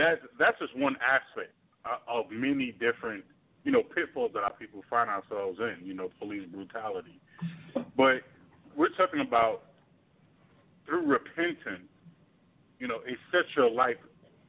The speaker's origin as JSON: {"language": "English", "town": "New York City", "region": "New York", "country": "United States", "tie": "born or raised there", "said": "I grew up in Brooklyn"}